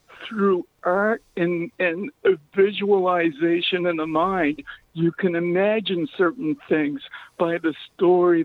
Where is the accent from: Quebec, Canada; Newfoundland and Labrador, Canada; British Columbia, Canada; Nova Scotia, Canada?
Nova Scotia, Canada; I was born in Nova Scotia, Canada